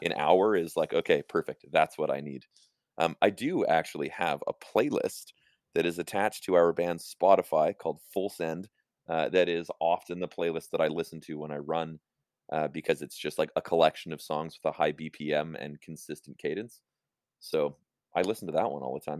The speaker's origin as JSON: {"language": "English", "town": "Calgary", "region": "Alberta", "country": "Canada", "tie": "born or raised there", "moved": "yes", "said": "I grew up in Silver Springs"}